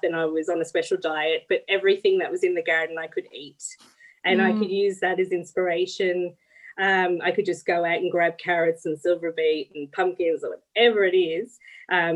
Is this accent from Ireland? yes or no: yes; the Midlands of Ireland, Ireland; moved away as an adult; now in Gippsland, Australia; I'm from the Midlands of Ireland